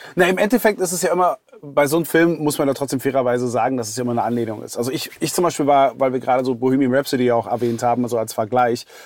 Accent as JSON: {"language": "German", "region": "Berlin", "country": "Germany", "tie": "born or raised there", "said": "als gebürtiger Westberliner"}